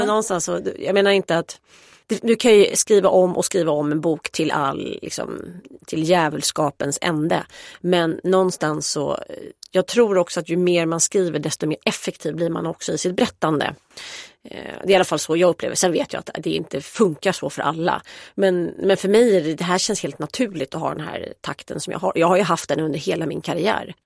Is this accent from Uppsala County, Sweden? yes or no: no; Stockholm, Stockholm County, Sweden; jag är uppvuxen på Östermalm